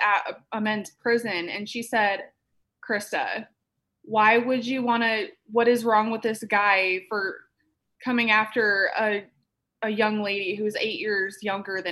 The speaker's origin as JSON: {"language": "English", "region": "Iowa", "country": "United States", "tie": "born or raised there", "moved": "as an adult", "lives_now": "Phoenix, United States", "said": "I am originally from Iowa, small town, kind of up closer to Minnesota, but my hometown had about 1,300 people in it"}